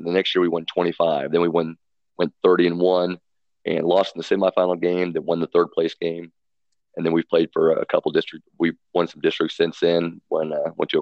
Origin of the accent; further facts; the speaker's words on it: Kahoka, Missouri, United States; now in Boonville, United States; growing up in Northeast Missouri, up at Clark County, which is Cahokia, Missouri